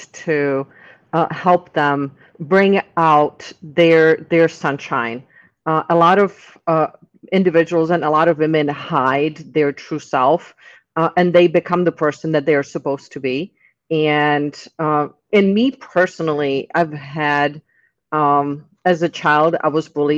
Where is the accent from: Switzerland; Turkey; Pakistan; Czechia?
Czechia; English is a second language; moved away as an adult; now in Tampa, United States; I'm originally from the Czech Republic. I've lived here in the U.S. since my 18th birthday